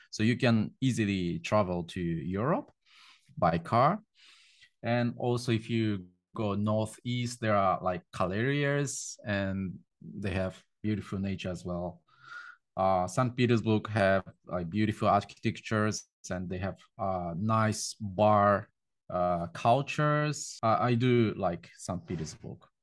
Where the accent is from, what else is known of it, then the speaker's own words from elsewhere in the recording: Japan; moved away as an adult; now in Moscow, Russia; I'm from Japan and, uh, I've been in Russia since two thousand sixteen.